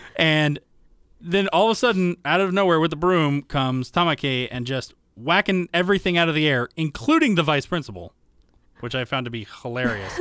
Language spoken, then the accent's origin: English; the South, United States; I grew up in the South